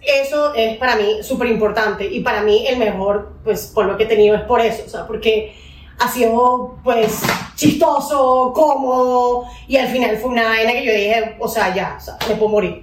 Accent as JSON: {"language": "Spanish", "country": "Venezuela", "moved": "yes", "lives_now": "Colombia", "said": "soy venezolana también. Me vine a Colombia hace unos 15 años a estudiar"}